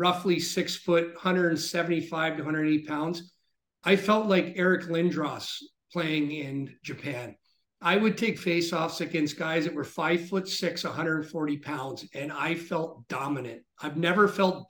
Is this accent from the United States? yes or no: no; Niagara Falls, Ontario, Canada; as a kid, growing up in Niagara Falls